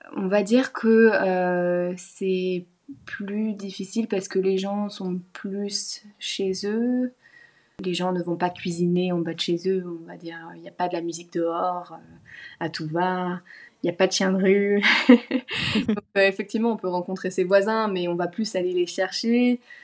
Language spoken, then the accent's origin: French; Lorraine, Grand Est, France; moved away as an adult; also born or lived in Besançon; now in Australia; j'ai grandi en Lorraine